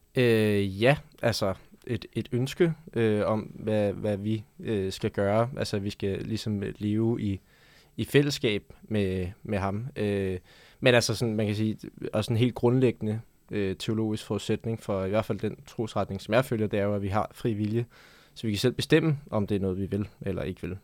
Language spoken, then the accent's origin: Danish; Denmark; jeg voksede op her i Danmark